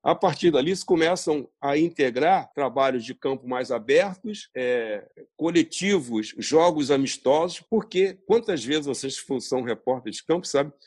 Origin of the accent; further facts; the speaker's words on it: Brazil; somos brasileiros